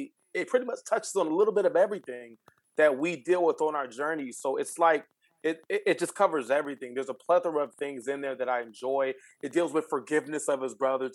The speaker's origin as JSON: {"language": "English", "region": "California", "country": "United States", "moved": "as an adult", "lives_now": "Houston, United States", "said": "I'm originally from California."}